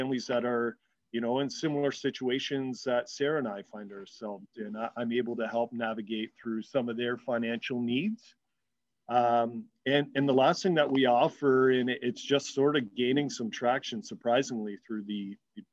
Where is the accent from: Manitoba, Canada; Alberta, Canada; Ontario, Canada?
Ontario, Canada; Hamilton; a rite of passage growing up in the Steel City to kind of work